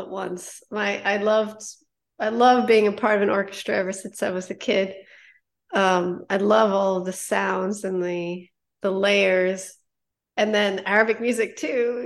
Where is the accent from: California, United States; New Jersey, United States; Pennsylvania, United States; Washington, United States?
New Jersey, United States; also born or lived in Harlem, New York City; I went to school in New York City, uh, where I was originally from. Um, I was born in Harlem and my family, you know, as they do, uh, moved down to Jersey, and I came back up